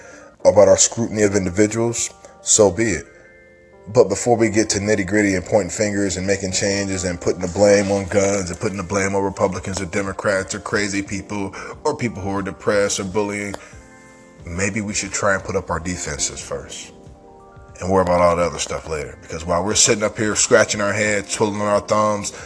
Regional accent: Michigan, United States; moved away; I'm originally from Michigan

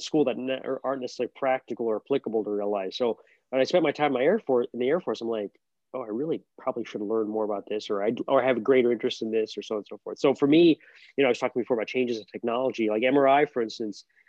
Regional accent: Albany, New York, United States; moved away as an adult; also born or lived in Boston / Texas / California / San Diego; now in Buffalo, United States; I grew up in Albany

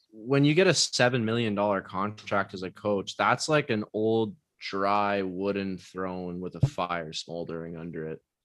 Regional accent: Canada; I'm Canadian

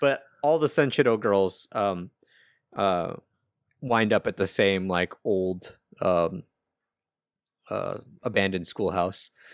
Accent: United States; I'm American

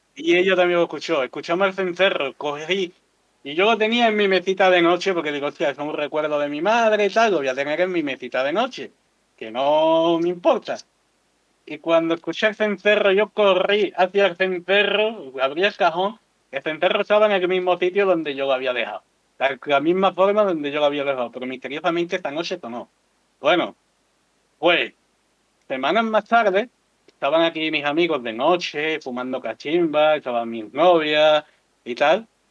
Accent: Andalusia, Spain; como somos todos andaluces

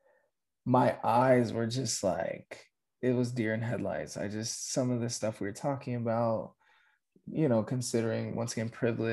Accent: Aurora, Colorado, United States; Grew up, born and raised in Aurora, Colorado

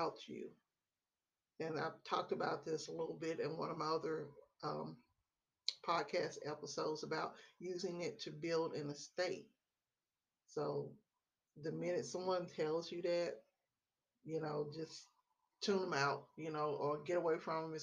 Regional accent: Memphis, Tennessee, United States; now in Texas, United States; I live in the great state of Texas. I'm originally from Memphis, Tennessee

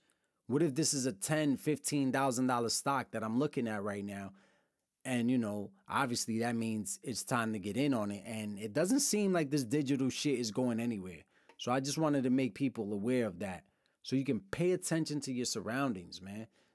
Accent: Brooklyn, New York, United States; also born or lived in Lawrence, Massachusetts / Pennsylvania / Dominican Republic; I'm from Brooklyn. I've lived in multiple cities, moved around my whole life. Lawrence, Mass., Brooklyn, New York, upstate New York, Pennsylvania, Dominican Republic.

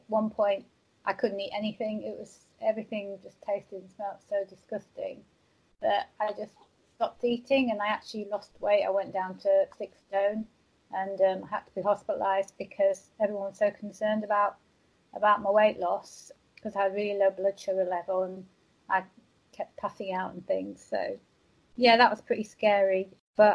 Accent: Walsall, West Midlands, United Kingdom; born there; I'm from the UK. I'm from a place called Walsall, which is near Birmingham. Well, I was born there, but my dad was in the army, so I didn't spend that much time over there.

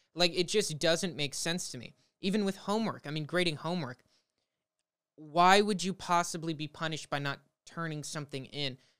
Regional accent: Los Angeles, California, United States; where I grew up in the Valley of Los Angeles, California, um, I've lived here my whole life

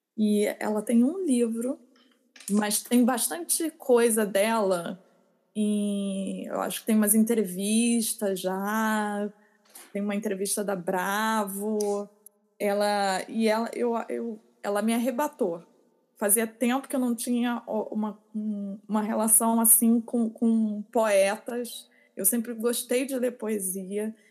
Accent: Rio de Janeiro, Brazil; moved away; Eu, eu, eu cresci na Zona Sul

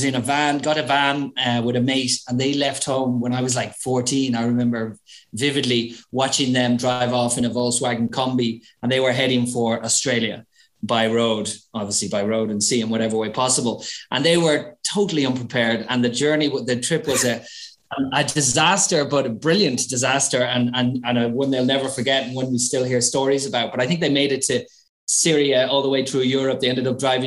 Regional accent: Ireland; moved away as an adult; now in Madrid, Spain; I'm actually Irish, but this is where I ended up after many years on the road. This is home now, but I'm from a little town between Dublin and Belfast in Ireland.

